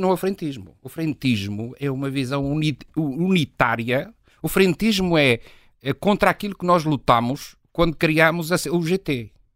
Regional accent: Trás-os-Montes, Portugal; Eu sou transmontano

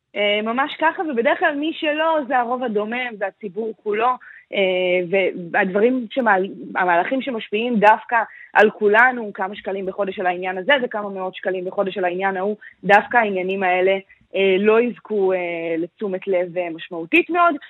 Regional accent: Israel; אני גדלתי במקום שיש בו מגרש אה, בייסבול, ממש כאן בישראל

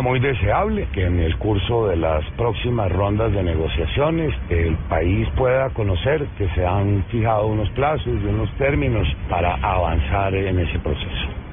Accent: San Bernardo del Viento, Córdoba, Colombia; moved away as an adult; also born or lived in Bogotá; yo soy de San Bernardo del Viento

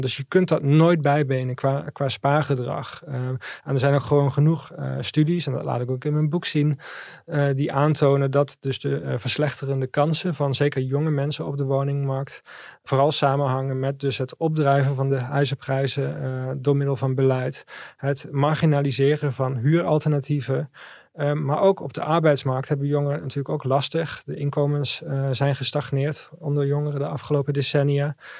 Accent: South Limburg, Netherlands; in Zuid-Limburg, eh, waar ik vandaan kom

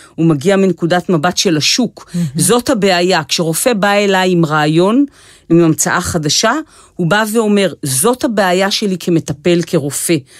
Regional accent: Israel

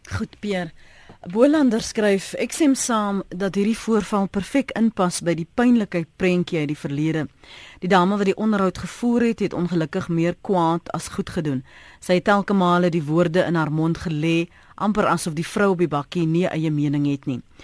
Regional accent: South Africa; ons as Suid-Afrikaners

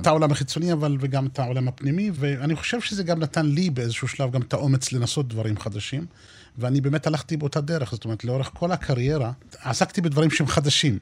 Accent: southeast of Beersheba, near present-day Nevatim, Negev, Southern District, Israel; אז גרנו באזור שהיה דרומית, אה, מזרחית לעיר- לעיר באר שבע. איפה שנמצא היום יישוב נבטים, בדרום. שם נולדתי וגדלתי

